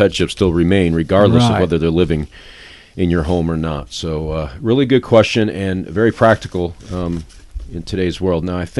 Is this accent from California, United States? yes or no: no; New York, United States; I'm from New York, but it doesn't matter.